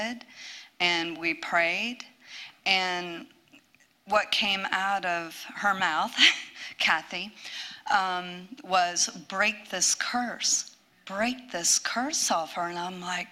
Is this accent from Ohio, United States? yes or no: yes; Ohio, United States; moved away as an adult; I'm from Ohio